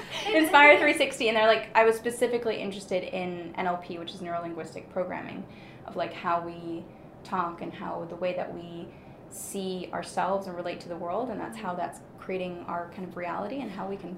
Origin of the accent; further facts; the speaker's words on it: Germany; English is a second language; so I'm actually born and raised in Germany, the accent's very deceiving.